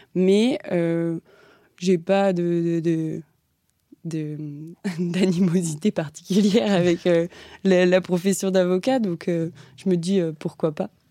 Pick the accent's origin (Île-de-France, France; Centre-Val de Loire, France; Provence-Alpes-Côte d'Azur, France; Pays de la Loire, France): Pays de la Loire, France; Mortagne-sur-Sèvre; moved away as an adult; now in Paris, France; je viens de Vendée, donc voilà, je suis arrivée à Paris il n'y a pas si longtemps que ça.